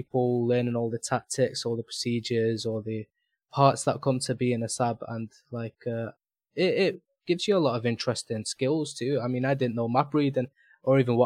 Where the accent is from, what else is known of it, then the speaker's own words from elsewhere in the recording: Manchester, North West England, United Kingdom; I'm from Manchester Subs. That's where I live